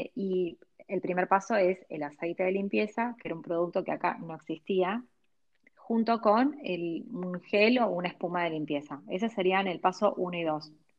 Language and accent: Spanish; Argentina; also born or lived in Los Angeles, United States; yo nací acá, crecí acá